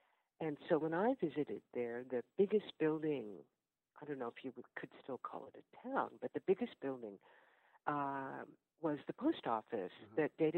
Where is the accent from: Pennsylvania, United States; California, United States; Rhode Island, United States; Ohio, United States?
California, United States; Oakland; moved away as an adult; also born or lived in Ghana; now in Newark, United States; I am from Oakland, California. I just came back from Oakland, California, where my 92-year-old father still lives.